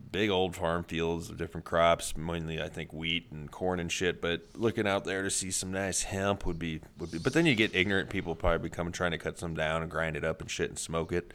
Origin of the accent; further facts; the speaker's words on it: Midwest, United States; I'm from the Midwest